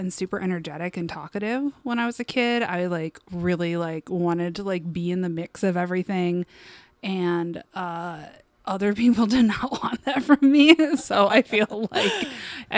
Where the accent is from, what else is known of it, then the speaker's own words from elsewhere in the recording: Westland, Michigan, United States; I grew up in Westland, Michigan.